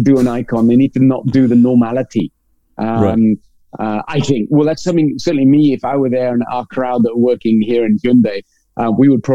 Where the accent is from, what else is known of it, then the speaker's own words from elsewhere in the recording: England, United Kingdom; I'm English